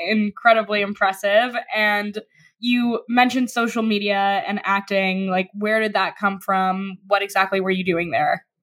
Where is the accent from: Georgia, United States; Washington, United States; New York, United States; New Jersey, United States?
New York, United States; I grew up on the Upper West Side